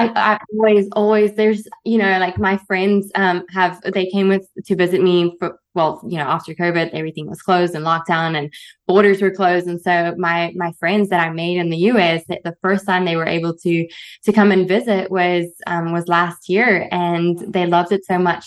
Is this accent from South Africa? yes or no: yes; South Africa; moved away as an adult; growing up in South Africa